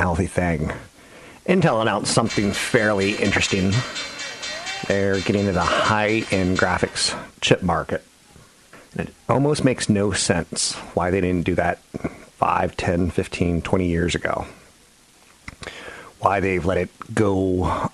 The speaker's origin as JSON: {"language": "English", "region": "Virginia", "country": "United States", "said": "I'm from Virginia."}